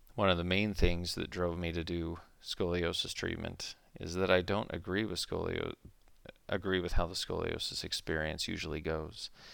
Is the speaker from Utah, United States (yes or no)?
yes; Utah, United States; also born or lived in Flagstaff, Arizona; I grew up in Utah, where I still practice